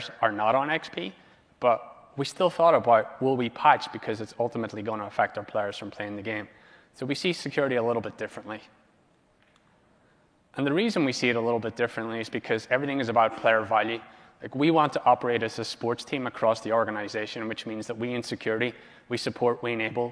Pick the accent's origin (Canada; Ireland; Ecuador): Ireland; now in Los Angeles, United States